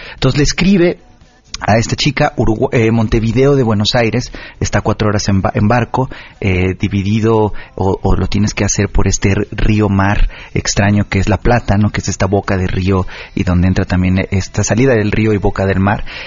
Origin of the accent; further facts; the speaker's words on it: Oaxaca, Mexico; moved away; yo soy de Oaxaca y mis papás de repente vienen